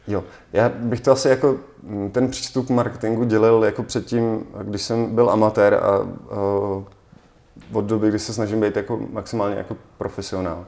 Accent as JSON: {"language": "Czech", "town": "Litomyšl", "region": "Pardubice Region", "country": "Czechia", "said": "protože jsem z Litomyšle"}